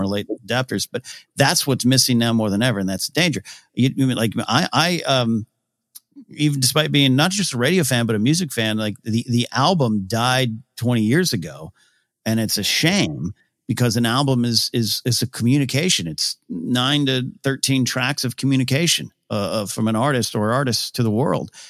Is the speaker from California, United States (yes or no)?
yes; Central Coast, California, United States; moved away; in my hometown, but it was Central Coast Film Society